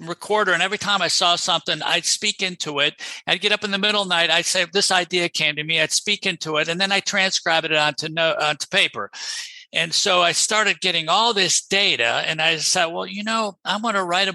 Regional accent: Rochester, United States; moved away as an adult; also born or lived in Boston / New Orleans; I'm originally from Rochester

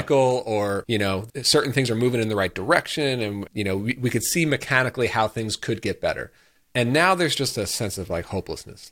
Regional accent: United States; as an American

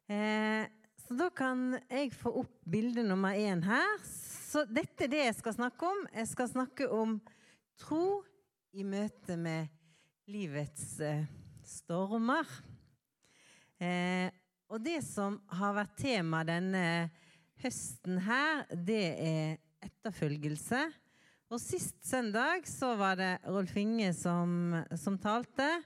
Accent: Bergen, Vestland, Norway; moved away; Eh, og jeg kommer fra Bergen. Men nå er det sant jeg har bodd lengre vekke fra Bergen enn jeg har bodd eh, i Bergen. Så

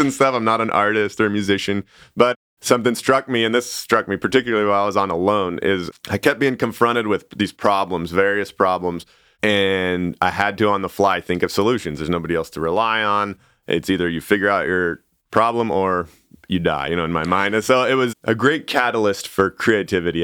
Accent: Sandpoint, Idaho, United States; also born or lived in Siberia; I grew up in Idaho

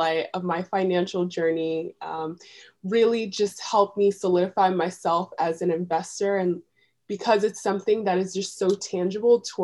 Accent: New York City, New York, United States; moved away as an adult; now in Philadelphia, United States; I was born and raised in New York City.

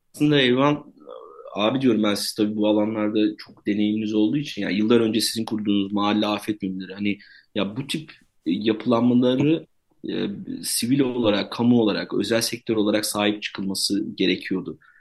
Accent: Kahramanmaraş, Turkey; ben kendim de Maraşlıyım

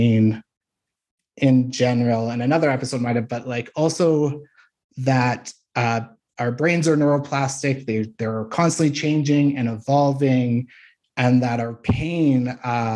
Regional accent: Saskatchewan, Canada; born or raised there

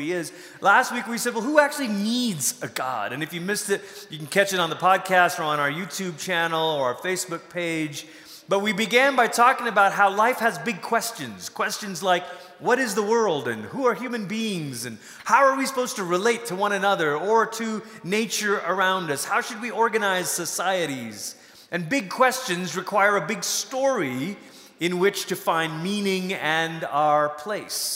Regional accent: Malaysia; moved away; I grew up in Malaysia.

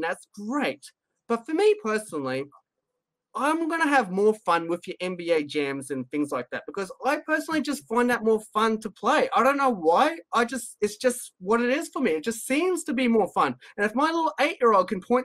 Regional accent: Australia; I'm Australian

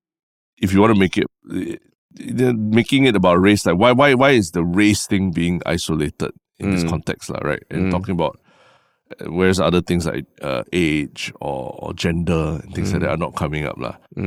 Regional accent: Singapore; When you say, I believe Singapore is ready, does it mean that you're saying that I am ready as a Singaporean, I am ready?

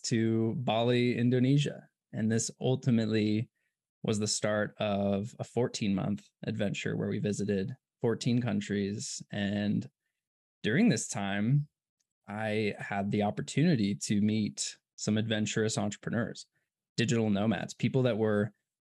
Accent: Ashland, Oregon, United States; moved away as an adult; also born or lived in Berkeley / Oakland; we grew up small town, Ashland, Oregon

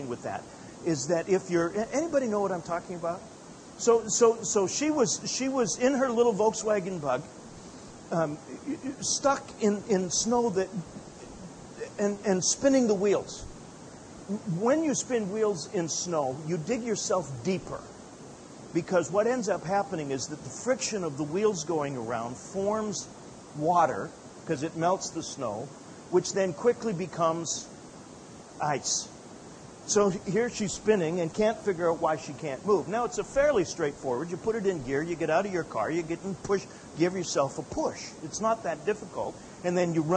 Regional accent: Calgary, Alberta, Canada; also born or lived in Edmonton, Alberta; I was born and raised in Calgary, moved up to Edmonton about 200 miles north to go to Bible college.

